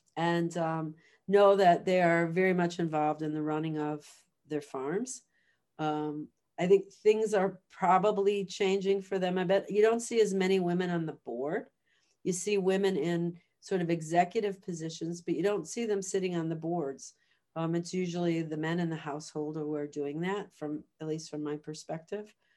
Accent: Chicago, Illinois, United States; moved away as an adult; now in Guelph, Canada; I grew up in the city of Chicago

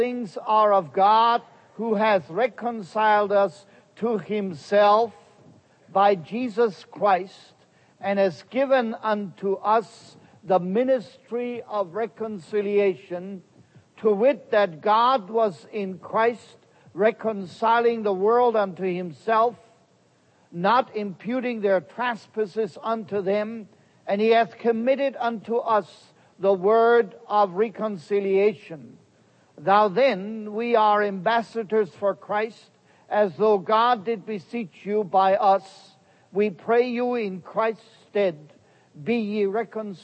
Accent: Heidelberg, Baden-Württemberg, Germany; first language German; English is a second language; moved away as an adult; now in United States; I was born in the Pearl of Germany in the city of Heidelberg.

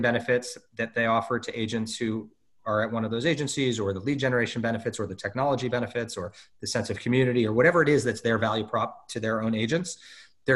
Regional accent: Los Angeles, California, United States; This is my hometown.

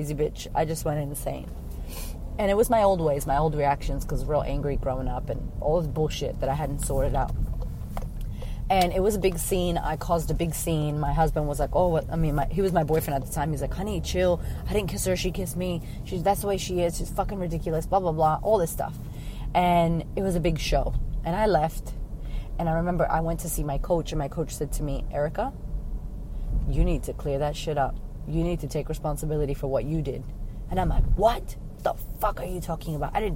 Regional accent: United States; moved away as an adult; I was from America.

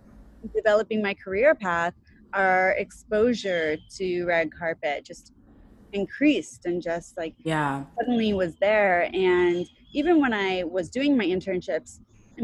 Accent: Midwest, United States; moved away as an adult; now in New York City, United States; I grew up in the Midwest, and my family preferred that I stay in the Midwest

